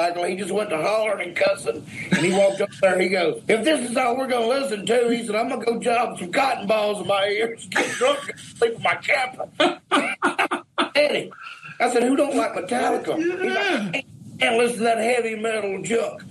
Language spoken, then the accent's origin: English; Louisiana, United States; where I grew up in Louisiana